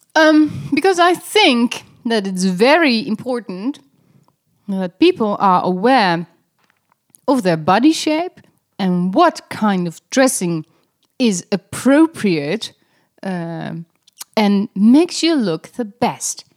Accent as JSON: {"language": "English", "country": "Netherlands", "said": "I'm, I'm Dutch"}